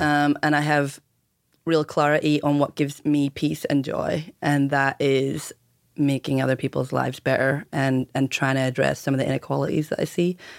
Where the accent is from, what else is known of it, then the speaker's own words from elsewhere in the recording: Ireland; moved away; growing up in Ireland